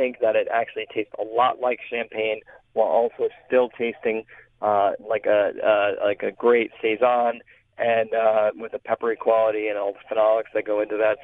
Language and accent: English; Denver, Colorado, United States; moved away; I was born in Denver